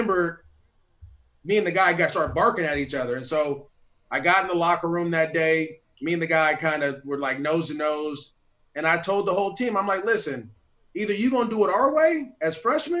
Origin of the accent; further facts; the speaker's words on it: Antioch, California, United States; moved away; it was okay to get out of Antioch, because a lot of people in our hometown, it's small town, stay there